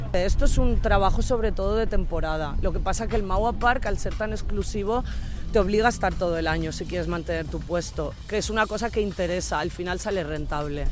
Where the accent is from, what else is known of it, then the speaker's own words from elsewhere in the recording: Valencian Community, Spain; now in Berlin, Germany; somos valencianos